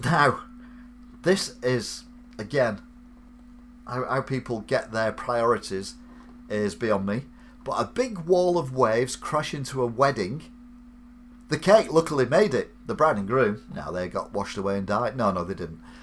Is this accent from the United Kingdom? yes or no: yes; England, United Kingdom; I'm English